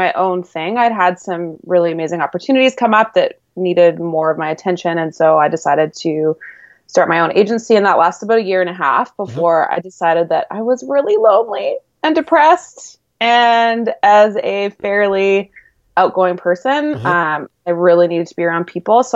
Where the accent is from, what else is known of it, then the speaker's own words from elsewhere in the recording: Vancouver, British Columbia, Canada; I'm from Vancouver, BC, born and raised